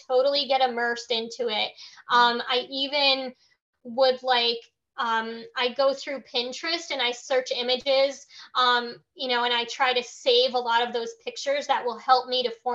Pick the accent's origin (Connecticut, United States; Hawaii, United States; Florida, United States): Connecticut, United States; Milford; I was born in Milford, Connecticut, where the island is, not like on the island, but I was born in that same city